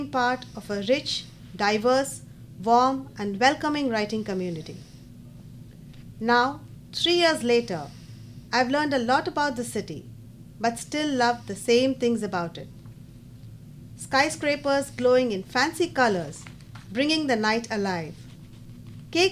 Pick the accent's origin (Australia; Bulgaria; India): India; moved away as an adult; also born or lived in Raleigh, United States; now in Charlotte, United States; It's the city that I have lived in for the longest time after I moved from my home country, India.